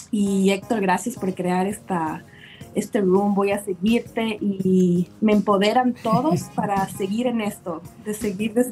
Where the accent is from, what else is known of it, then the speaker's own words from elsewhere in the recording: Ecuador; moved away as an adult; now in Washington, United States; yo soy ecuatoriana, eh, me casé con un americano y por eso estoy viviendo aquí en Washington. Pero en Ecuador yo tenía mi carrera profesional muy eh, establecida